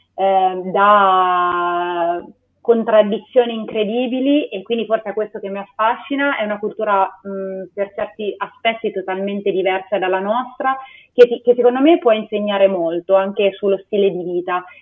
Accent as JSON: {"language": "Italian", "town": "Perugia", "region": "Umbria", "country": "Italy", "also_born_or_lived": "Lisbon / Switzerland", "moved": "as an adult", "said": "vengo da Perugia"}